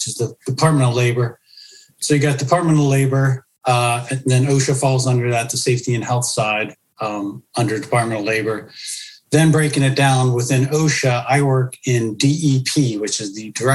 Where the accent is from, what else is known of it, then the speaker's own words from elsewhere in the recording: Pittsburgh, Pennsylvania, United States; moved away as an adult; Born and raised in Pittsburgh